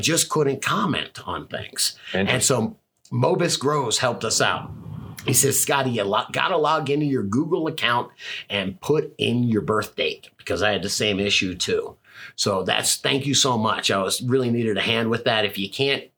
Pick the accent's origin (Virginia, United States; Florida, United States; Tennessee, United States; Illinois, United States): Florida, United States; moved away as an adult; now in Colorado, United States; But I'm from Florida, man. I'm used to the tropics.